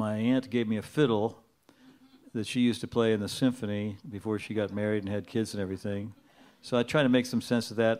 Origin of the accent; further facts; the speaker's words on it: Wheeling, West Virginia, United States; I come from Wheeling, West Virginia. That's in the northern panhandle.